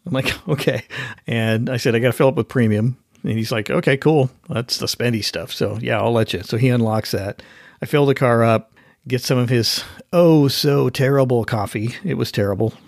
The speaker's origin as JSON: {"language": "English", "region": "Oregon", "country": "United States", "tie": "born or raised there", "moved": "yes", "lives_now": "Washington, United States", "said": "I was born in Oregon"}